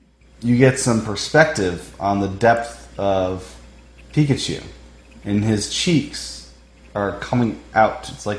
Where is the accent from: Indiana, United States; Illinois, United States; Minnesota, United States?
Indiana, United States; moved away; I grew up with them in Indiana.